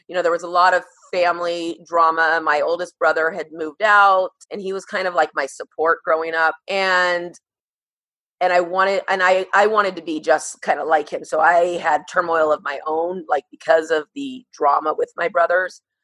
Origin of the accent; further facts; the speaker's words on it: Moreno Valley, California, United States; I grew up in Moreno Valley, California